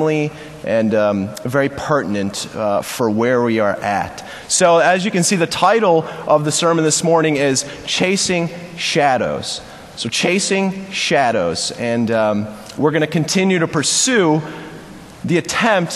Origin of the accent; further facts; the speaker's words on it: Buffalo, New York, United States; moved away as an adult; also born or lived in Virginia; I am born and raised right here in Buffalo, New York, in the North Buffalo, Kenmore area.